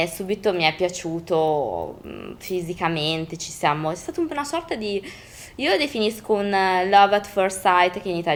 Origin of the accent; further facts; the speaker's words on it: Parma, Emilia-Romagna, Italy; …, …, perché sono di Parma